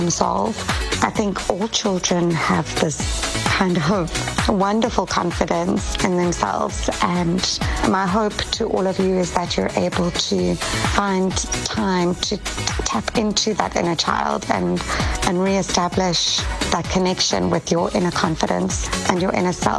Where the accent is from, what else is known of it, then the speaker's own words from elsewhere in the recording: Pretoria, Gauteng, South Africa; moved away as an adult; also born or lived in Cape Town, South Africa / Durban, South Africa; now in Los Angeles, United States; Growing up in Pretoria